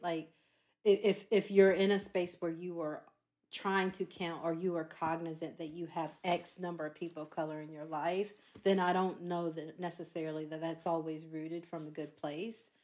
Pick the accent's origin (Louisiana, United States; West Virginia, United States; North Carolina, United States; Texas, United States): North Carolina, United States; Charlotte; I am from Charlotte, North Carolina